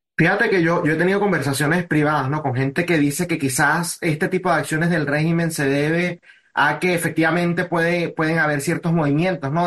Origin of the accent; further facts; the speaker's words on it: Venezuela; now in United States; Yo como venezolano